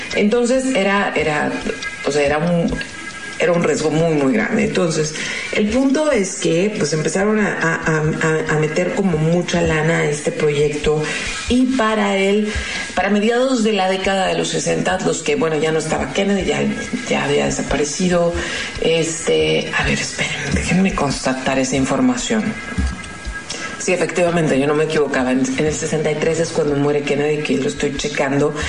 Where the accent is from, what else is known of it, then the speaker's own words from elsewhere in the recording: Mexico; como mexicana